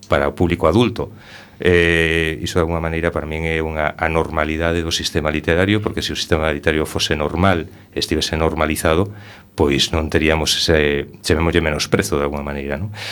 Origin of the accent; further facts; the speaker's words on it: Rianxo, Galicia, Spain; now in A Coruña, Spain; que conste que comentabas que eu son de Rianxo, son de Taragoña cheguei aquí a Coruña hai 44 anos